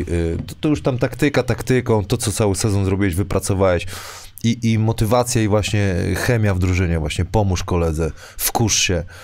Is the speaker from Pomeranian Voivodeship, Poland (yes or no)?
no; Wrocław, Lower Silesian Voivodeship, Poland; ja jestem, wiesz, tutaj z Wrocławia